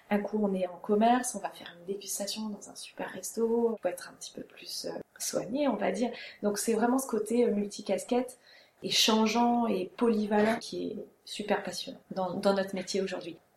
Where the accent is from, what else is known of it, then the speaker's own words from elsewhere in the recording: Strasbourg, Grand Est, France; moved away as an adult; also born or lived in Germany / Reims; now in Amboise, France; J'ai grandi en Alsace, à Strasbourg. J'ai habité en Allemagne, j'ai passé mon bac là-bas